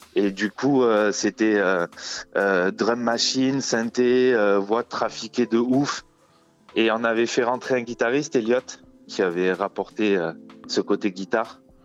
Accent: France; on est français

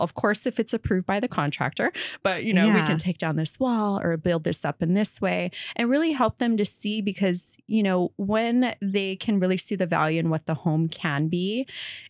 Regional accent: Kohala, Hawaii, United States; moved away; I grew up in Hawaii on the Big Island, a super small town called Kohala.

